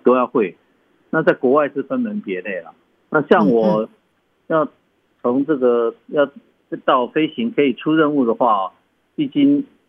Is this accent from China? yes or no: no; Chiayi, Chiayi City, Taiwan; now in Taitung, Taiwan; 我们从小在嘉义的 空军眷村